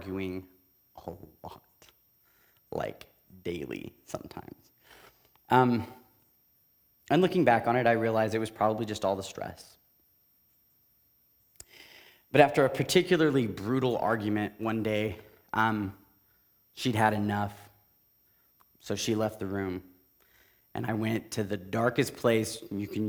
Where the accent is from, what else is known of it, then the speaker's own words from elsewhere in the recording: Tulsa, Oklahoma, United States; also born or lived in Kansas City; I grew up in Tulsa my entire life